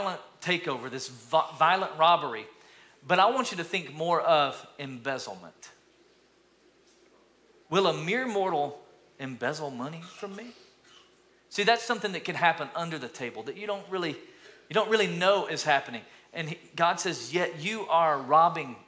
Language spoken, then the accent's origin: English; East Tennessee, United States; moved away; also born or lived in Alabama; when I grew up in East Tennessee, lived in Alabama for about 15 years